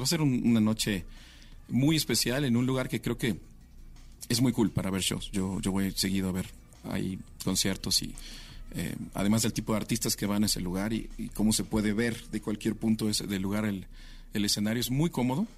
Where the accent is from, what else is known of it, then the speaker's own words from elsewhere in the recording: Mexico City, Mexico; Mi ciudad, donde nací. Siempre es una cosa maravillosa tocar en donde naciste